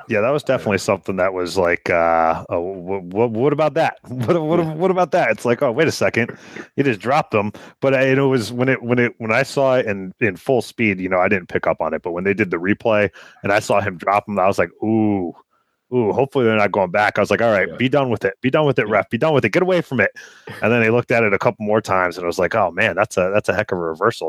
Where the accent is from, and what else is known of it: United States